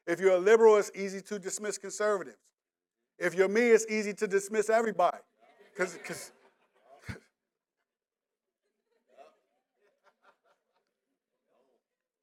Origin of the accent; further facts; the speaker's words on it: DMV, United States; DMV has a way of recycling our slang as well. So we say, some people still say joint like me